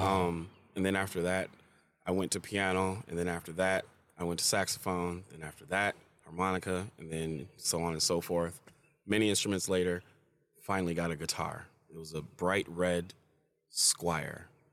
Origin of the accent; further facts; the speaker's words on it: Farmington, Michigan, United States; I grew up in Farmington too